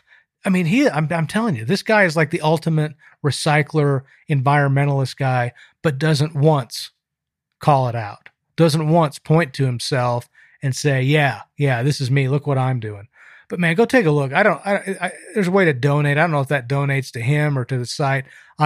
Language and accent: English; Salt Lake City, Utah, United States; I grew up in Salt Lake City and we were a Mormon family.